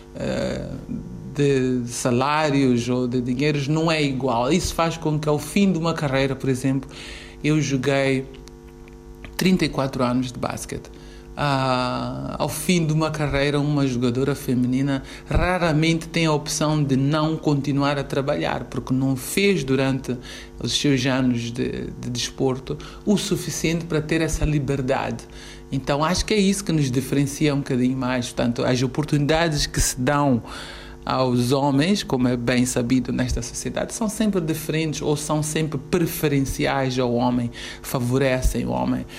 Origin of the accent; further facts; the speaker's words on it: Mozambique; sou moçambicana